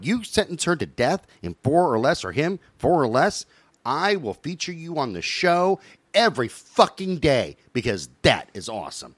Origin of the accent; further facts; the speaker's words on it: United States; as an American